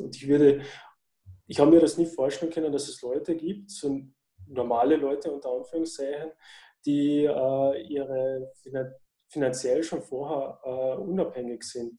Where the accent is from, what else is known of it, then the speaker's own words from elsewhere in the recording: Austria; ich komme aus Österreich